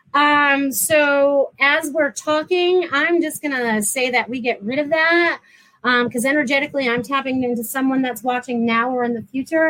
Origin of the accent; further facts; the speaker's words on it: New England, United States; now in Florida, United States; I'm from New England originally